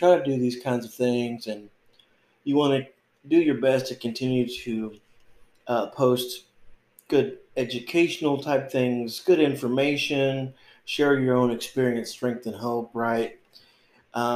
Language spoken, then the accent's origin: English; North Texas, United States; moved away as an adult; also born or lived in Oregon; It's a little bit hot here in North Texas.